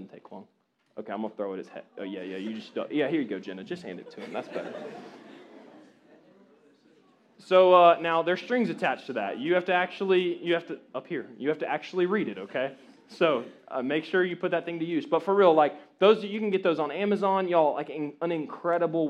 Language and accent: English; Jacksonville, Florida, United States; My bubble was Jacksonville, Florida, North Jacksonville Baptist Church